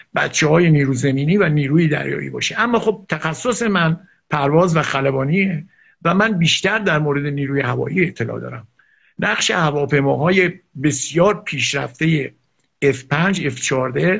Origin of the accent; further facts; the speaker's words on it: Iran; چون من ایرانیم